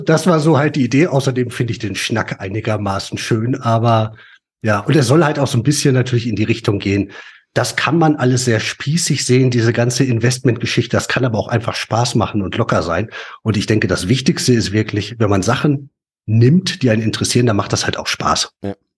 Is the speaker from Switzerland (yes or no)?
no; Ruhr area, North Rhine-Westphalia, Germany; wir kommen ja beide aus dem Pott.